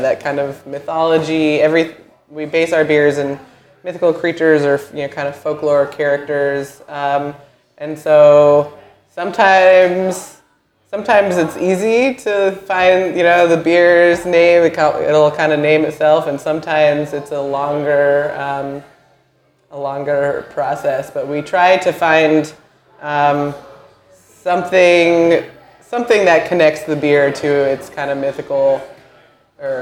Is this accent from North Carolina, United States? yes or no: no; Vermont, United States; moved away as an adult; now in Nashville, United States; I'm from Vermont, where, you know, we have a really rich craft beer culture